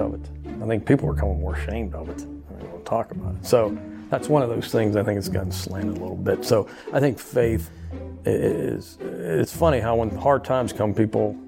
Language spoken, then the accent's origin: English; Uniontown, Pennsylvania, United States; now in Louisiana, United States; I am from Uniontown, Pennsylvania.